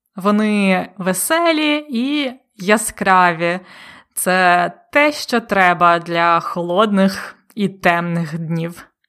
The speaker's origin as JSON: {"language": "Ukrainian", "country": "Ukraine"}